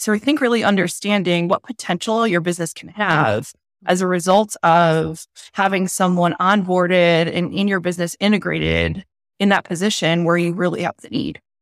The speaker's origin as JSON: {"language": "English", "region": "Northeast", "country": "United States", "said": "I am from the Northeast. I'm very direct"}